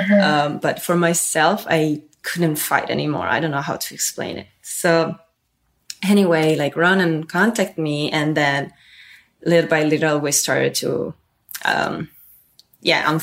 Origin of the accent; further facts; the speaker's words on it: Turin, Piedmont, Italy; English is a second language; moved away; I grew up in Italy. I was born in this city called Torino.